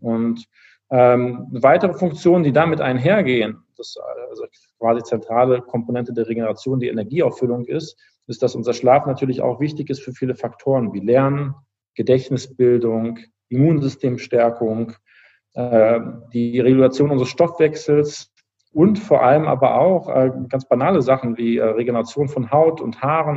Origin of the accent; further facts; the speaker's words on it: Düsseldorf, North Rhine-Westphalia, Germany; also born or lived in Cologne; ich bin ein gebürtiger Düsseldorfer eigentlich